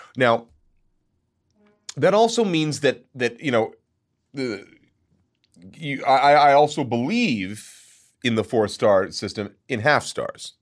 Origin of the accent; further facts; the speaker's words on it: Long Island, New York, United States; I grew up on Long Island